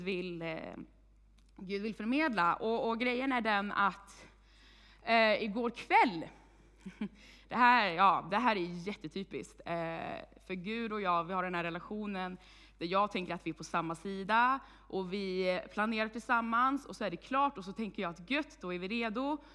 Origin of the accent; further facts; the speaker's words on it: Vargön, Västra Götaland, Sweden; moved away as an adult; now in Tibro, Sweden; Jag kommer från Vargön, eh, men flyttade hit i juli månad